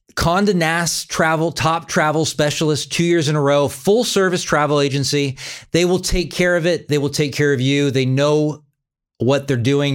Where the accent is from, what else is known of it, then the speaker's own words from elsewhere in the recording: Sacramento, California, United States; moved away; Sacramento, California, my hometown